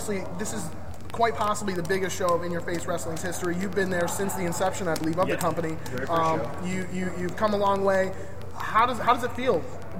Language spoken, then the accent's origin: English; Saratoga Springs, New York, United States; I'm from Saratoga.